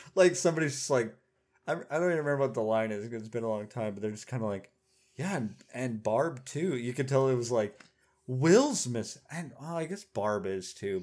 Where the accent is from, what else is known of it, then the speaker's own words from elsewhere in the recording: Oklahoma, United States; moved away; I grew up in Oklahoma